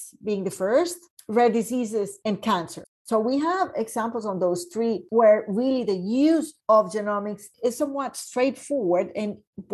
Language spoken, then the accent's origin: English; Colombia; now in Canada; I am from Colombia